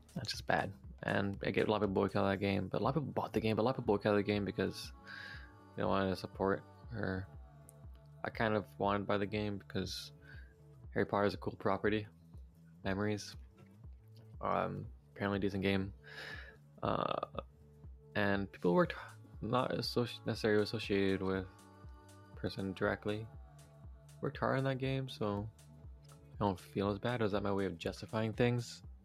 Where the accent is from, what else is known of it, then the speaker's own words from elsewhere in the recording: Vancouver, British Columbia, Canada; I'm from the Metro Vancouver area